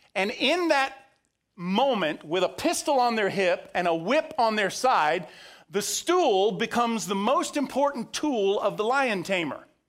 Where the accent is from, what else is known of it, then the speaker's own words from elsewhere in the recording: Central Florida, United States; growing up in Central Florida, we weren't very far from the Ringling Brothers Barnum and Bailey Circus